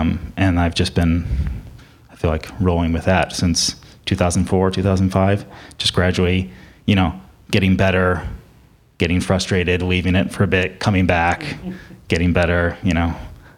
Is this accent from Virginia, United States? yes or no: no; Chicago, Illinois, United States; now in New Haven, United States; I'm a bass player. I live in New Haven, Connecticut, but I'm from Chicago.